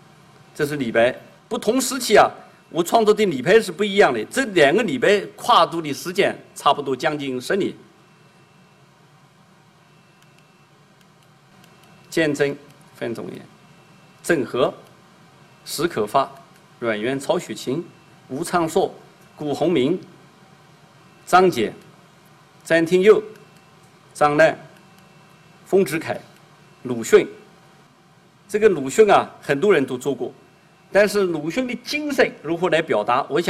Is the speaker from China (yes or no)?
yes; China; 因为我这个脸长得这个是东方人的脸，但是东方有好几个国家，人家不一定知道我是中国人，弄不好说是日本人或者韩国人呢。